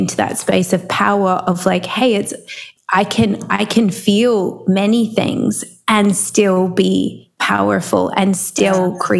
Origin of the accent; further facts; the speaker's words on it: Melbourne, Victoria, Australia; I'm from Melbourne, which is down the bottom of Australia.